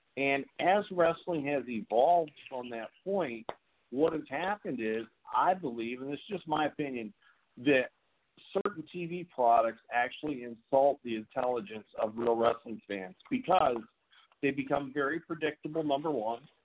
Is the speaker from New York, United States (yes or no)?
yes; upstate New York, United States; also born or lived in California; now in North Carolina, United States; I live in North Carolina now, but I'm originally from New York.